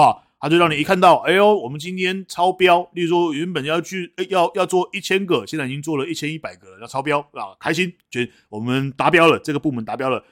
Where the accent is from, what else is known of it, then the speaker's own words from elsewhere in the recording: Taipei, Taiwan; 以前我们在台北的时候，我们要考这个，考高中的时候就要考那个所谓的前三志愿嘛